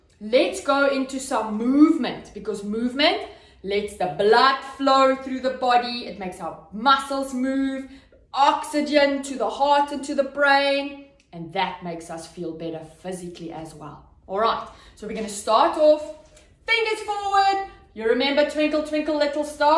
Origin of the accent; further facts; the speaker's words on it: Cape Town, Western Cape, South Africa; a city called Cape Town. So that's where I'm from